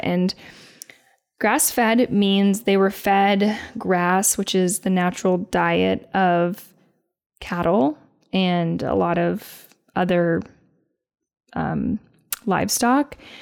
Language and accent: English; Indiana, United States; moved away; I would be in Indiana eating a Me- Mexican avocado